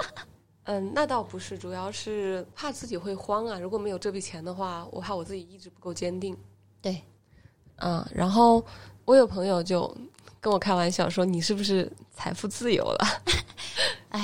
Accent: Hubei, China; now in Shenzhen, China; 我是湖北人

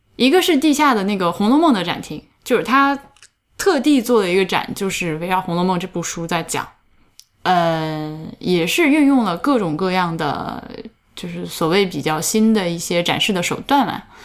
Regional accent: Central Plains, China; now in Canada; 虽然我是个中原人

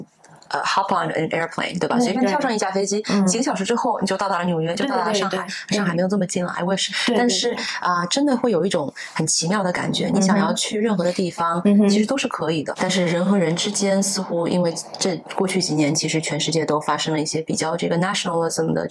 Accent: Shanghai, China; moved away as an adult; also born or lived in Boston, United States / Hangzhou, China / New York, United States; now in Portugal; 我呃从小是出生在上海，成长在上海啊，十八岁的时候去了美国啊，在农村东北部的这个小农村啊上大学。上完大学之后，我就去了波士顿工作，在波士顿呢也住了好几年。

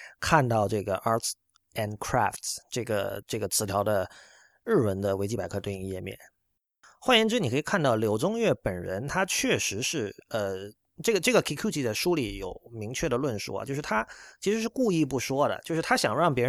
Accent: China; 我们要自己搞出一套自己的美学，属于我们中国人的美学。

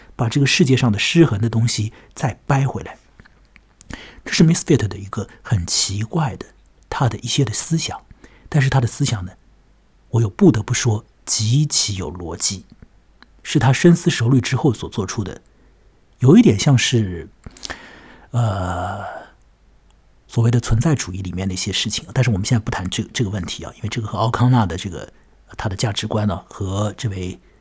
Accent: China; 我们中国人有一句话叫做临时抱佛脚嘛

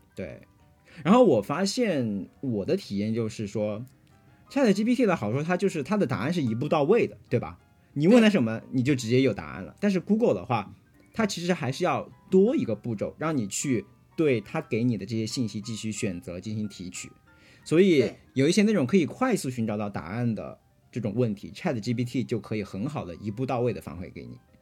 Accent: Hunan, China; now in United States; 我是湖南人，没有用过这种食材

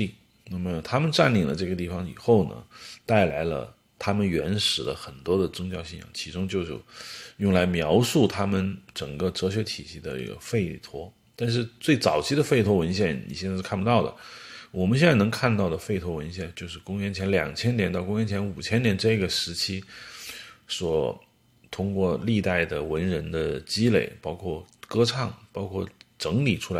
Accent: China; 坦特罗是，对我们中国人可能比较熟悉，是他另外一个名字，可能就是我们说的密宗。

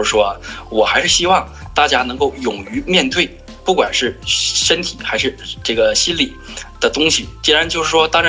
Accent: Northeast China, China; 我是一个东北人，东北人强调的就是率直、真实，尽量真实一点，容易相处。

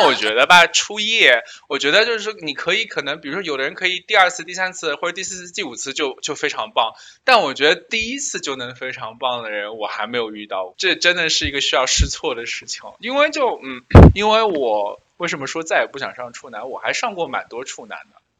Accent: China; 我们中国人

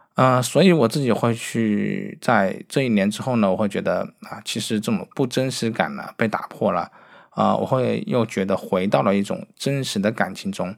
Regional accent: Wuhan, Hubei, China; moved away; 我作为一个武汉的人，就是我的家乡在武汉，其实我是很想回去拍照的

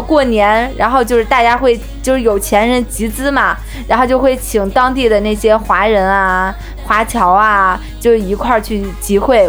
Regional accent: China; also born or lived in Udon Thani, Thailand; 我们中国四个中国老师

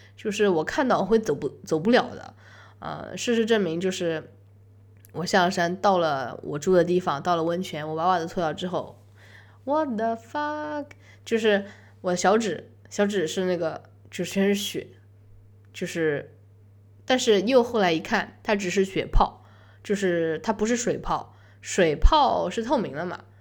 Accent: China; 我是中国人

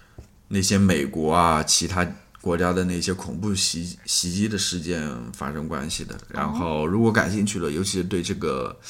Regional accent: Danyang, Jiangsu, China; accent: Danyang dialect; 因为我们那边土话

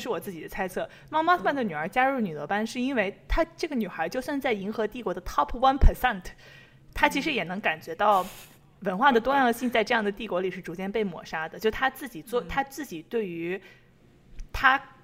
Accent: Taiyuan, Shanxi, China; 我们太原人

